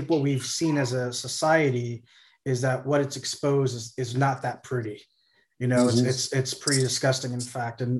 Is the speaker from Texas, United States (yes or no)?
yes; Corpus Christi, Texas, United States; moved away; I grew up in Corpus Christi in South Texas